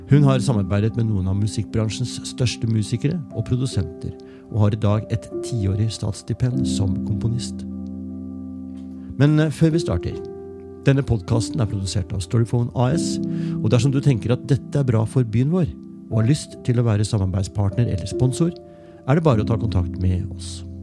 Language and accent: Norwegian; Hamar, Innlandet, Norway; og jeg er selvfølgelig fra Hamar.